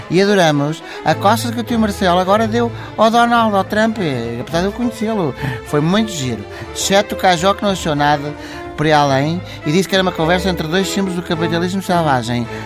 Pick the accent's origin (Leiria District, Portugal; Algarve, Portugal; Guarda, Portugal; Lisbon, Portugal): Lisbon, Portugal; Cacém; sou do Cacém.